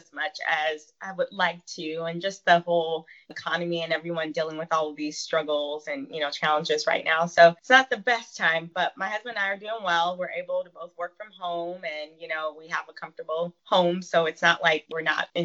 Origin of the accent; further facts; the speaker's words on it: San Diego, California, United States; I was born and raised in San Diego, California.